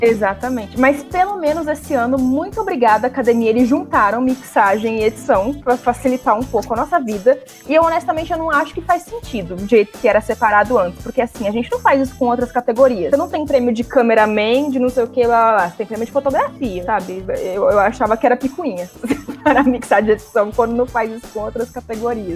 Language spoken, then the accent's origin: Portuguese; Brazil; como brasileiros